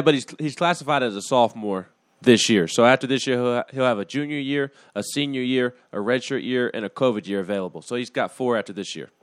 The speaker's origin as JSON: {"language": "English", "town": "Huntsville", "region": "Alabama", "country": "United States", "moved": "yes", "lives_now": "Tennessee, United States"}